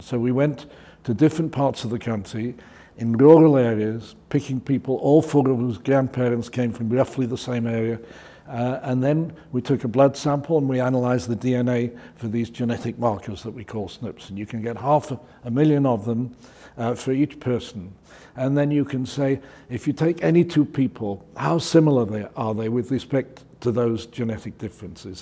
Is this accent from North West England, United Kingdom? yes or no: yes; Manchester, North West England, United Kingdom; I was brought up in Manchester